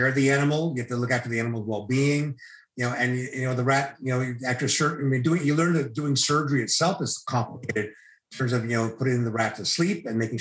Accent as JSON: {"language": "English", "town": "Needham", "region": "Massachusetts", "country": "United States", "tie": "born or raised there", "also_born_or_lived": "Marshfield, Massachusetts", "moved": "yes", "lives_now": "Toronto, Canada", "said": "So I grew up in the suburbs of Boston. I grew up in Needham, which is a suburb of Boston."}